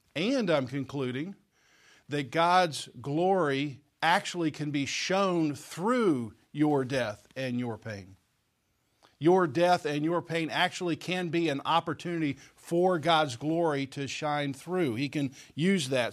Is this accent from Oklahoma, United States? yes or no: yes; Oklahoma, United States; I grew up in Oklahoma